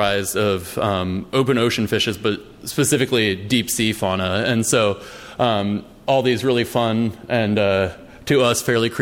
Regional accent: East Coast, United States; I grew up on the East Coast.

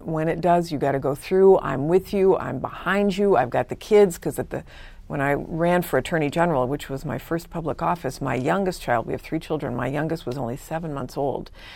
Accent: California, United States; also born or lived in Vancouver, British Columbia, Canada / Michigan; I was born in Vancouver, British Columbia, Canada, but came to the U S with my parents when I was four. And, um, and we moved to Southern California and then to Northern California

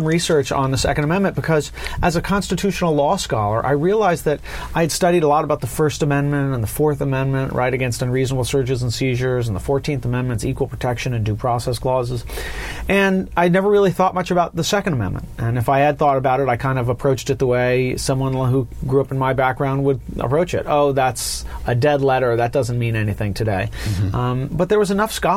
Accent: Los Angeles, California, United States; I was born and raised in Southern California

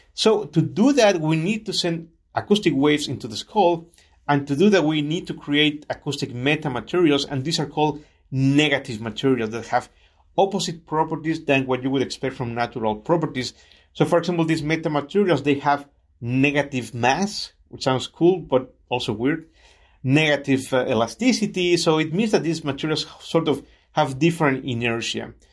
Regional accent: Chiapas, Mexico; moved away as an adult; also born or lived in Mexico City; now in California, United States; my family moved to Chiapas, which is what I call home

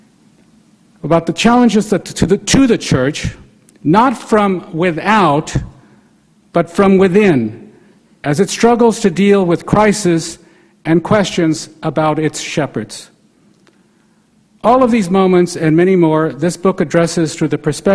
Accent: El Paso, Texas, United States; my own Catholic background growing up in El Paso, Texas, and attending Catholic schools there

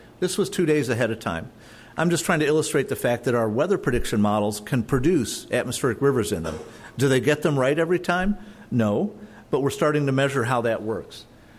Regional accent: Michigan, United States; also born or lived in Florida / Colorado / Arizona; now in California, United States; I'm from Michigan. I live in Florida, Colorado, Arizona, California, et cetera.

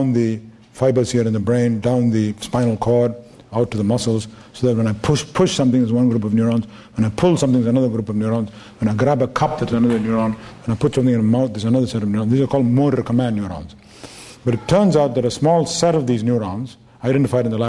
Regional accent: India; moved away; I'm from India.

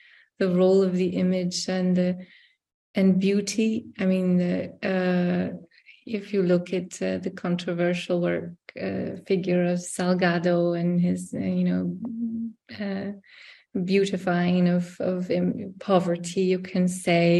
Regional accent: United States; now in Europe; I'm American born

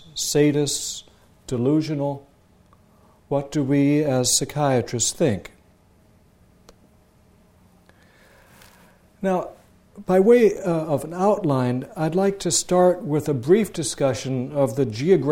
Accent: Sioux City, Iowa, United States; moved away; also born or lived in Palo Alto / Jerusalem / Boston; Sioux City, Iowa, my hometown where I grew up.

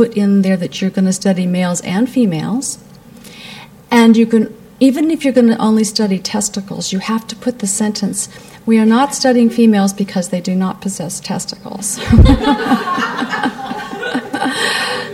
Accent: Appalachia, mountains of Kentucky, United States; now in San Francisco, United States; But I was born in Appalachia, actually, up in the mountains of Kentucky, and my parents were missionaries in 1952

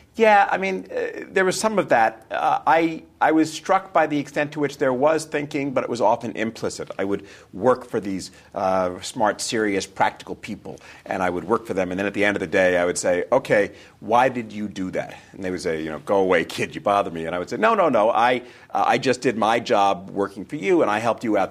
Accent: New York, United States; I was born and raised in New York, uh, New York, New York

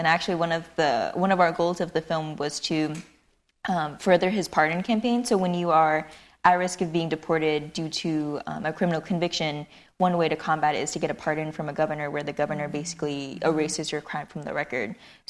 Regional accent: Long Beach, California, United States; I grew up in Cambodia Town, Long Beach, which is pretty heavily, there was a lot of crime, there was a lot of gang activity

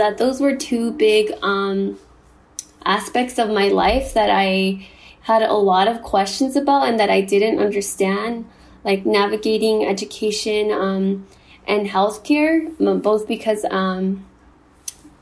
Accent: Compton, California, United States; also born or lived in Durango, Mexico; I moved to the U.S. at the age of 3 and grew up in Compton, which is located in Los Angeles County

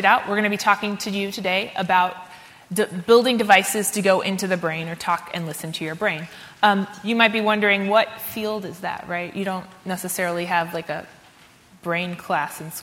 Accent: Central Texas, United States; moved away; I'm from Texas. I went to high school in Central Texas

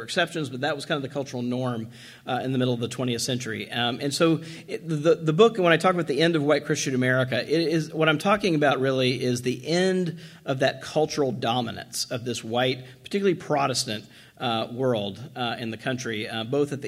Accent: Washington, District of Columbia, United States; I'm from Washington, D.C.

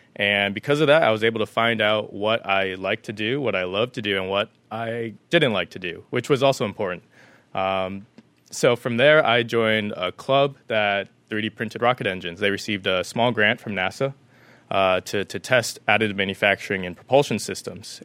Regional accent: Las Vegas, Nevada, United States; moved away as an adult; now in San Diego, United States; I was born and raised in Las Vegas, Nevada

